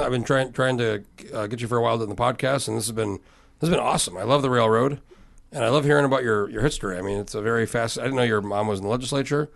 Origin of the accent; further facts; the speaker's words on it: Albuquerque, New Mexico, United States; now in Alaska, United States; I grew up in New Mexico, in Albuquerque